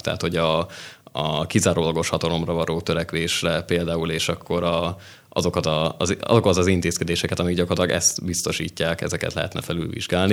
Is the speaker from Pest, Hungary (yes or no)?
yes; Szokolya, Pest, Hungary; moved away as an adult; also born or lived in Nógrád County; now in Budapest, Hungary; mi vidékiek vagyunk úgy, Nógrád megyéből.